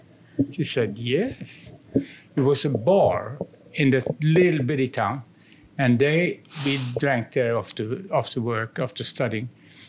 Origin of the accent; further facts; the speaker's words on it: Gothenburg, Västra Götaland, Sweden; English is a second language; I'm from the West Coast.